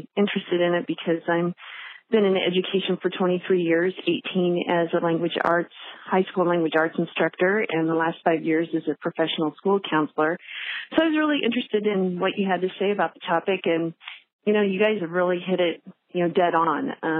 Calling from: Arlington, Nebraska, United States; I'm calling from Arlington, Nebraska.

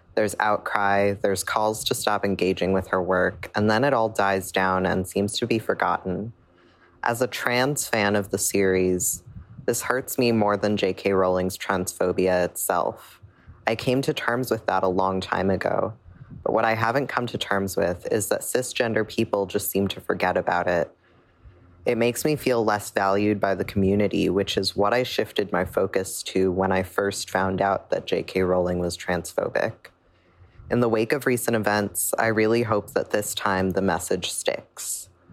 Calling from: New York, United States; I'm calling from New York

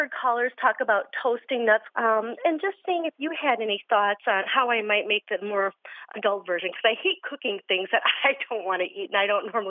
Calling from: Corvallis, Oregon, United States; I'm from Corvallis, Oregon.

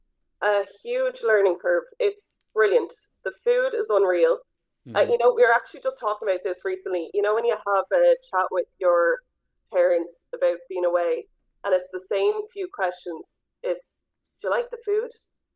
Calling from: Hanoi, Vietnam; Just a little bit down the road in Hanoi, Vietnam.

